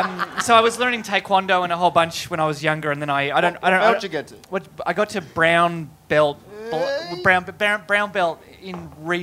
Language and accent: English; Australia; where are you from? I go, Australia.